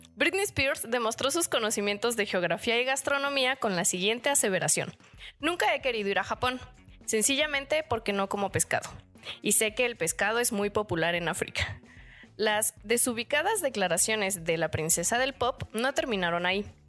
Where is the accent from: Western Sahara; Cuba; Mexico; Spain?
Mexico; Chilpancingo, Guerrero; born or raised there; moved away